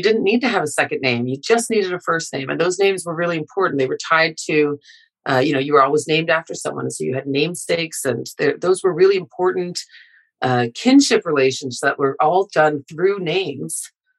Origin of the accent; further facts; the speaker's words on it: Happy Valley-Goose Bay, Newfoundland and Labrador, Canada; also born or lived in Hopedale; now in Montreal, Canada; I'm an Inuk and Newfoundlander from Nunatsiavut. My family's from Hopedale. I grew up in Happy Valley Goose Bay.